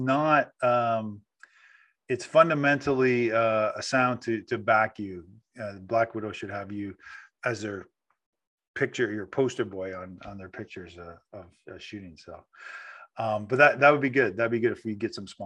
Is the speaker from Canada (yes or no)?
yes; Canada; I'm Canadian too